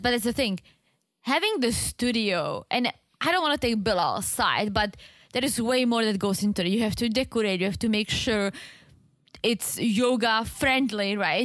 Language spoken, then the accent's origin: English; Czechia; moved away; in my hometown, let's say you can get a really nice apartment